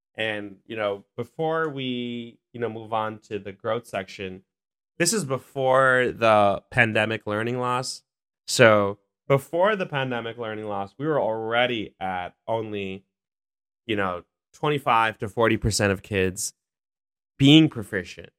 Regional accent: New York City, New York, United States; I'm from Queens. I had a chance to go to District twenty-four as a kid, uh, in Elmhurst.

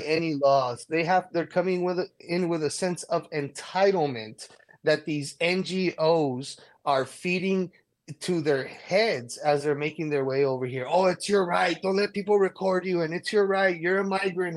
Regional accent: El Paso, Texas, United States; moved away; I was born and raised in El Paso

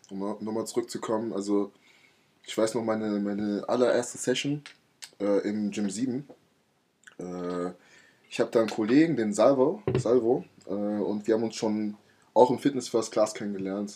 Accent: Laubenheim, Rhineland-Palatinate, Germany; ich komme aus Laubenheim

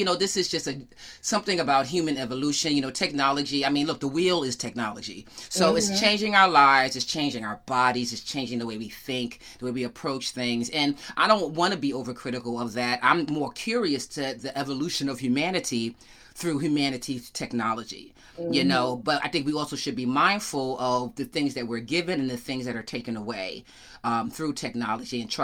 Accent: Yonkers, New York, United States; moved away; I'm from Yonkers. I grew up in Yonkers, New York

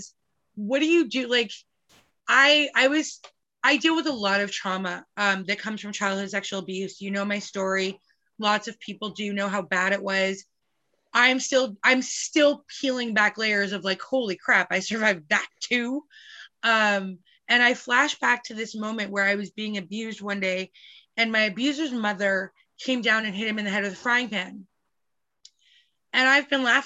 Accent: Calgary, Alberta, Canada; I grew up in Calgary and I lived across the street exactly from CFB Calgary

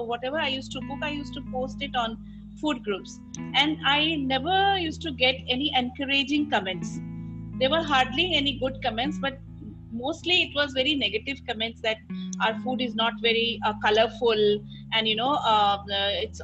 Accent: Assam, India; now in Delhi, India; I'm from Assam

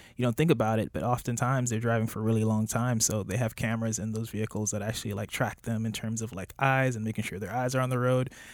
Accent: Miami Gardens, Florida, United States; also born or lived in Jamaica; I was raised in Miami. I grew up in Miami Gardens.

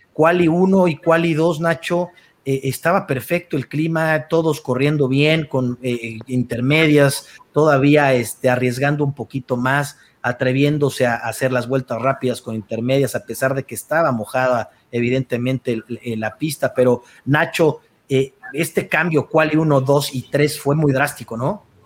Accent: Mexico; nosotros como mexicanos

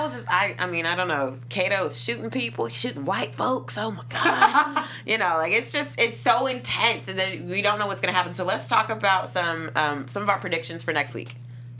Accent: Kentucky, United States; I'm from Kentucky.

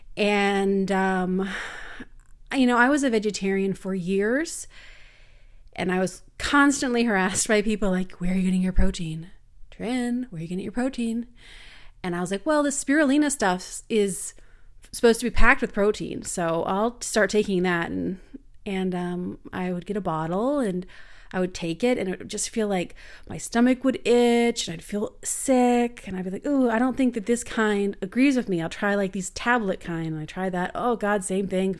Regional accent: Canada; I'm from Canada.

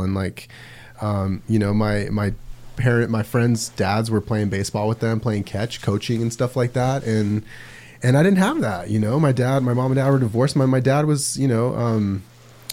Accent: Las Vegas, Nevada, United States; moved away; I grew up in Vegas, and it was definitely different

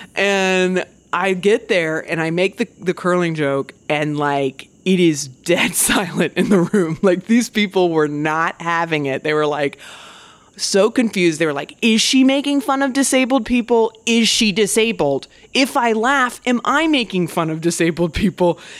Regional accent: United States; I'm such an American

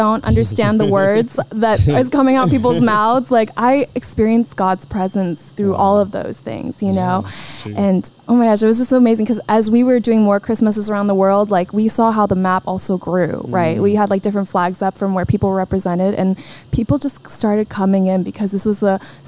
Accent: Singapore; I grew up in Singapore.

